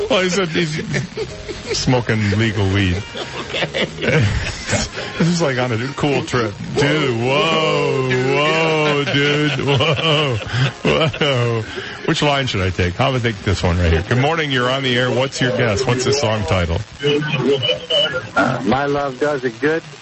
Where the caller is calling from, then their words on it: Naples, Florida, United States; It's …, and I'm from Naples.